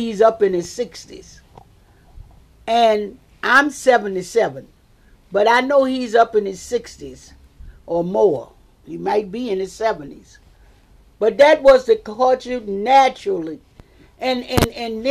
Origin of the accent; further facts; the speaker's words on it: Richmond, Virginia, United States; I was born and raised in Richmond, Virginia